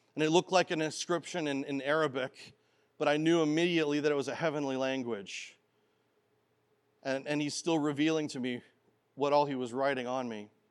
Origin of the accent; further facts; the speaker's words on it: Canada; as a boy growing up in Canada